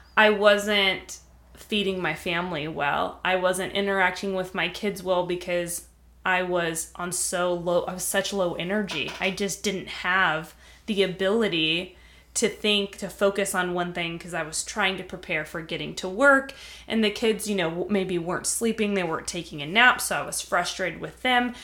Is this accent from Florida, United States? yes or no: no; California, United States; moved away; I'm from California. I have, there's so much connection between me and California. It's part of who I am, uh, where I was raised